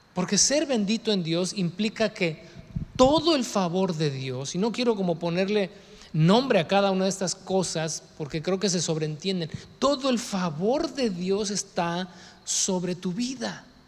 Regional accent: Mexico; somos mexicanos y que el nopal en la frente

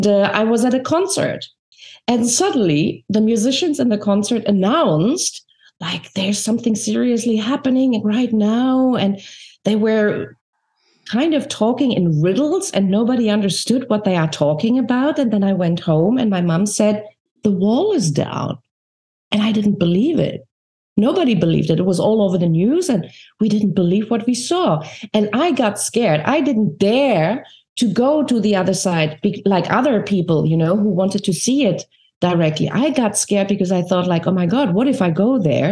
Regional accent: Berlin, Germany; moved away as an adult; I'm coming from East Berlin

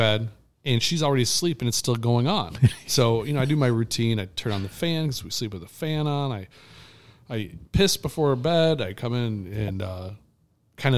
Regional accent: Detroit, Michigan, United States; also born or lived in Ann Arbor, Michigan; we're from Detroit

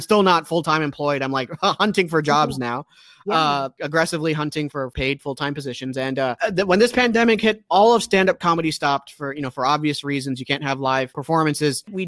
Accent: Maryland, United States; my home state, which is Maryland

